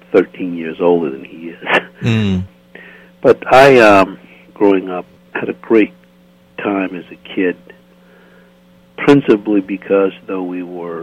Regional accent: Greenville, South Carolina, United States; moved away as an adult; I grew up in Greenville, South Carolina

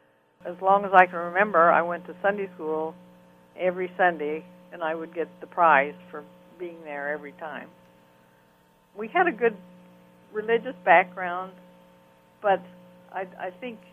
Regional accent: Panama; And then I became a fine artist as I grew up in Panama. I started painting scenes. But in my little town, I was very good in art from the time I was 6 years old.

